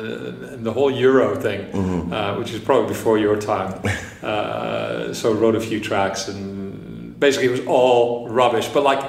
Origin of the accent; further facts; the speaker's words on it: Lethbridge, Alberta, Canada; moved away as an adult; also born or lived in Netherlands / Toronto; now in London, United Kingdom; I grew up in Lethbridge, Alberta, in the middle of Canada, middle of nowhere. I'm originally from Holland, then Canada.